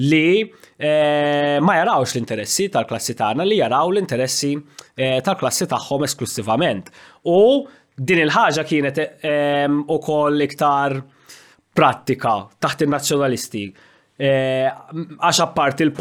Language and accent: Maltese; Malta; ovvjament bħala Malti jiena kuntent ħafna li għaw Maltin bħal Mezzola li għedin f'pożizzjoni toljin għax jagħmel ġieħ il-Maltin kollha.